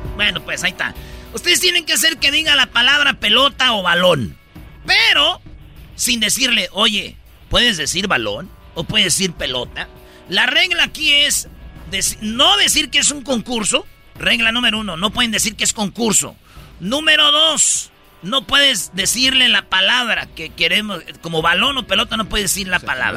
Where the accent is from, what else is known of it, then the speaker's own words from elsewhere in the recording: Jiquilpan, Michoacán, Mexico; now in Los Angeles, United States; cerquita de mi pueblo, Jiquilpan